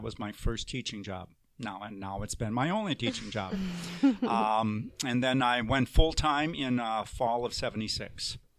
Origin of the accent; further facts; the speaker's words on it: La Crosse, Wisconsin, United States; I grew up in La Crosse